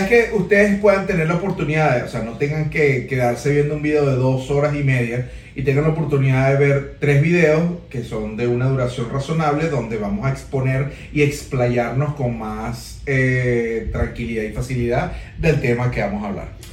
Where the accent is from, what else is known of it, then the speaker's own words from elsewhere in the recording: Venezuela; somos venezolanos